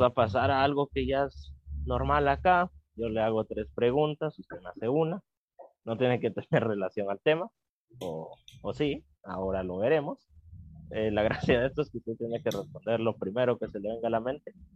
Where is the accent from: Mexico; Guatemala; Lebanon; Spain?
Guatemala; como guatemaltecos y guatemaltecas